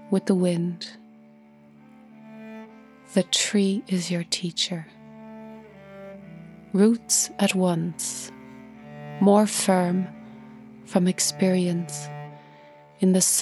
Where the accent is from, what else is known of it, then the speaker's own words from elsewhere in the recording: Ireland; I'm an Irish cellist and composer